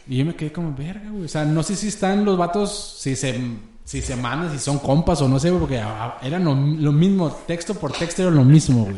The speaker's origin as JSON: {"language": "Spanish", "region": "Chihuahua", "country": "Mexico", "said": "yo soy de Chihuahua"}